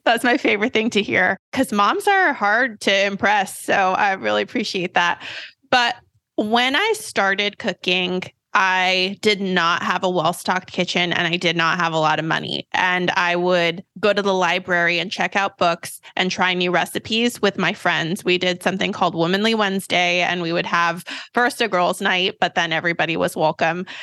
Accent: Sacramento, California, United States; I have grown up in Sacramento, California

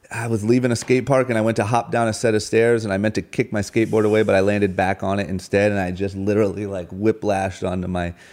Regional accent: Tacoma, Washington, United States; moved away; mansion is uh, is the polar opposite of where I grew up. Same with Tacoma, Washington.

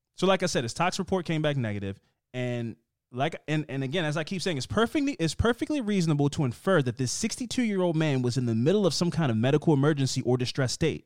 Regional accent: Baltimore, Maryland, United States; I'm from Baltimore

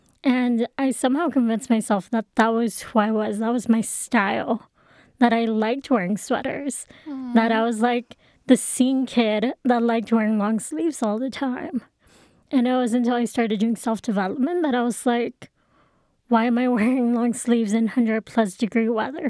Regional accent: Texas, United States; I was in a public Catholic school, or not public, private Catholic school.

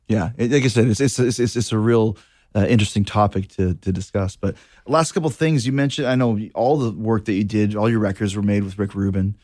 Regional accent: Winnipeg, Manitoba, Canada; I grew up in Winnipeg

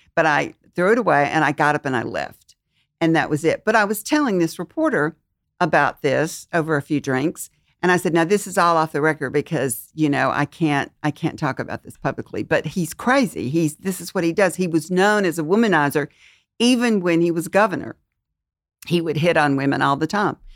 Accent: Mississippi, United States; moved away; I'm from Mississippi

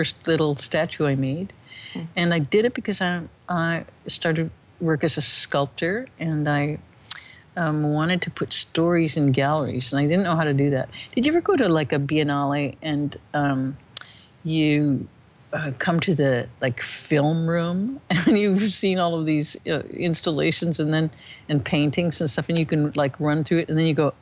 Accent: Illinois, United States; born or raised there

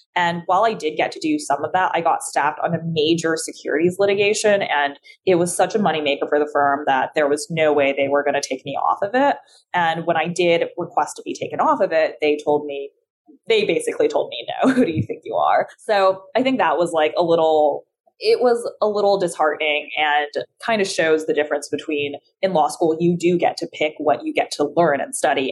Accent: California, United States; English is a second language; also born or lived in China; I'm from California because I grew up there from like the ages of nine to 18

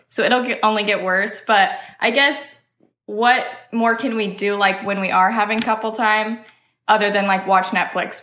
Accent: Iowa, United States; now in Missouri, United States; I'm originally from Iowa

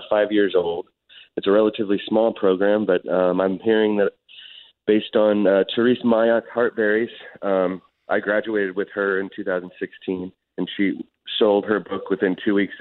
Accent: Oakland, California, United States; I grew up in Oakland, and I worked

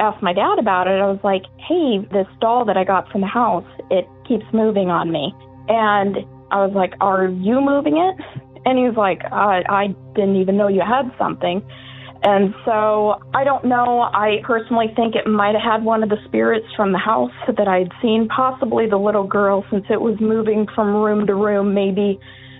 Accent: Eugene, Oregon, United States; I am from Eugene, Oregon

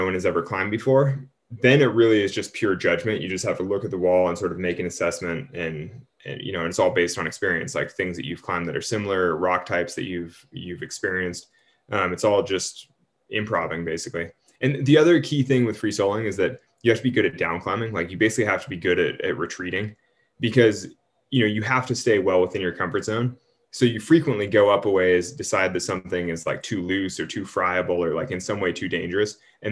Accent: Sacramento, California, United States; I'm also from Sacramento, which is a few hours away

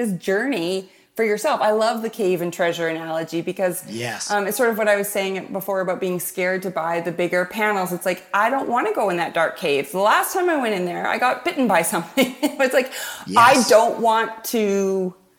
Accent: Canada; I'm Canadian

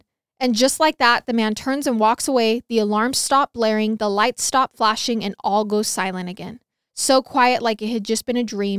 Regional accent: Nebraska, United States; I grew up in Nebraska, right along Interstate 80, which is a very high trafficking interstate.

